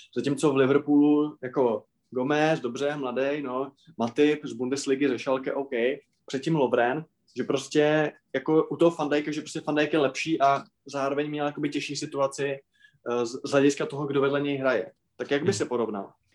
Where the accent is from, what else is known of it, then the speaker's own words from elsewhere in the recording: Moravia, Czechia; u nás na Moravě